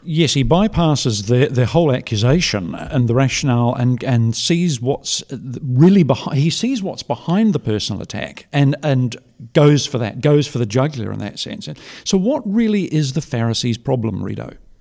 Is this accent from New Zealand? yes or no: yes; New Zealand; as a New Zealander